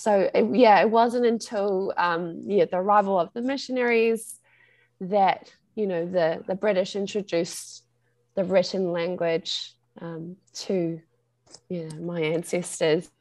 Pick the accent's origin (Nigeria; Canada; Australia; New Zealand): New Zealand; first language English; moved away as an adult; now in California, United States; growing up, I went to Māori full immersion preschool and also studied Te Reo Māori in high school and at university